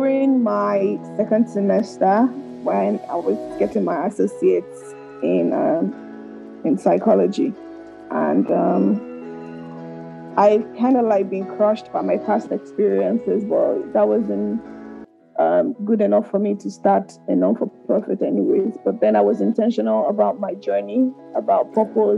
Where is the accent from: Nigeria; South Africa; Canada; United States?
Nigeria; Lagos; moved away; I grew up in Makoko